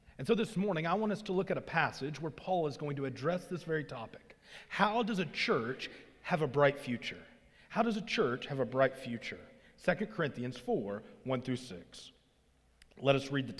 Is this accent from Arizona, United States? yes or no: no; Arkansas, United States; moved away; I grew up in Arkansas, as I said, and as I grew up in Arkansas